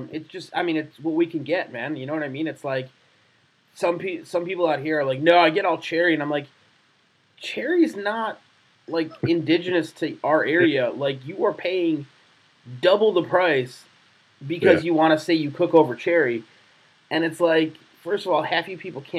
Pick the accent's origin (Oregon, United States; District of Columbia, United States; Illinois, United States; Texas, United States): Illinois, United States; Chicago; We're from Chicago